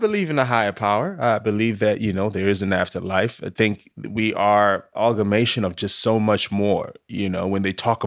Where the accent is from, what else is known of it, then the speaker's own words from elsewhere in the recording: Zimbabwe; moved away; born and raised in Zimbabwe, you know, my people practice a lot of spirituality